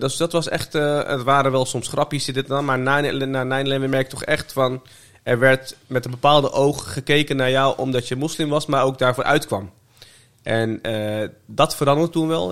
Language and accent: Dutch; The Hague, South Holland, Netherlands; also born or lived in Meppel; ik was voor mijn eerste verjaardag, die heb ik in Den Haag gevierd